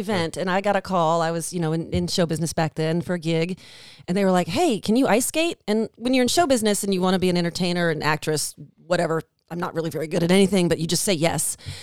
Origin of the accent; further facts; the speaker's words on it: Washington, District of Columbia, United States; moved away as an adult; now in Nashville, United States; I grew up in Washington, D C